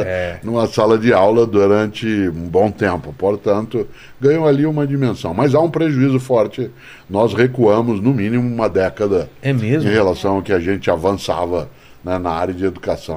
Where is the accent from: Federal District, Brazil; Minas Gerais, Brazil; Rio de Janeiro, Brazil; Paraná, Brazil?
Paraná, Brazil; Londrina; Eu fui educado em Londrina, cidade onde nasci